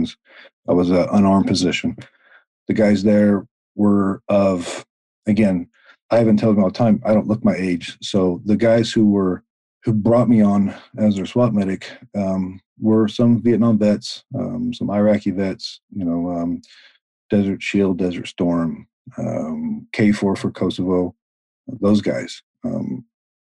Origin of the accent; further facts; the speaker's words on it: the South, United States; I grew up in the South mm-hmm. on a ranch